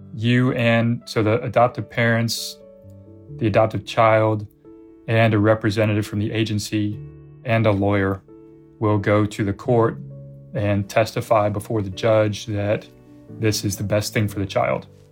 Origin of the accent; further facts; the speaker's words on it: United States; we're American